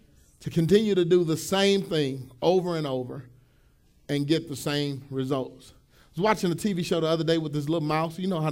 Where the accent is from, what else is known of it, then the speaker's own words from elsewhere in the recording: Pleasant Grove, United States; My house that I grew up in Pleasant Grove, we had a field, and we had a bunch of little field mice